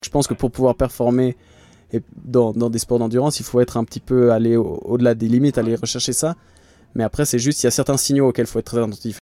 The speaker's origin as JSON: {"language": "French", "region": "Geneva", "country": "Switzerland", "said": "je suis euh, de Genève, je viens de Suisse"}